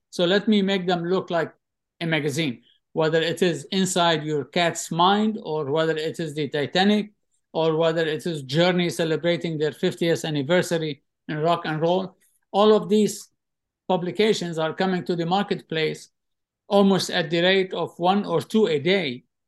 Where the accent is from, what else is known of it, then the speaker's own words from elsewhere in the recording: Tripoli, North Governorate, Lebanon; moved away; also born or lived in Mississippi, United States; growing up in Tripoli, Lebanon